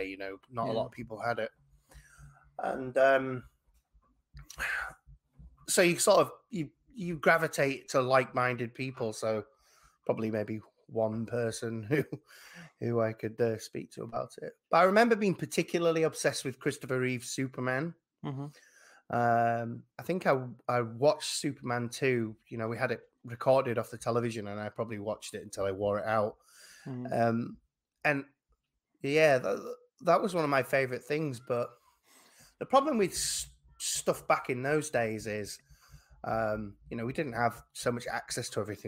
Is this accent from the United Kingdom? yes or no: yes; England, United Kingdom; obviously I'm an English person